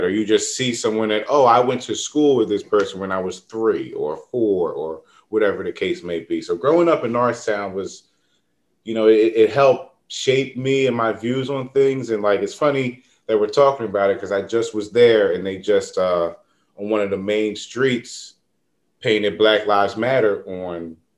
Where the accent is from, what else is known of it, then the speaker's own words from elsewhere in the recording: Norristown, Pennsylvania, United States; Norristown, we had, you know, it's pretty diverse, but as you grow up, you kind of see like, oh, like the minority around here are white people.